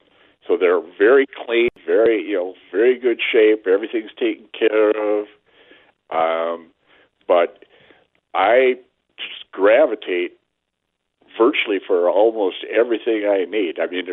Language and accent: English; St. Paul, Minnesota, United States; also born or lived in Coon Rapids, Minnesota; now in Andover, United States; I'm 75 years old, and I'm originally from St. Paul. I was raised on the east side there by the Hillcrest Shopping Center area.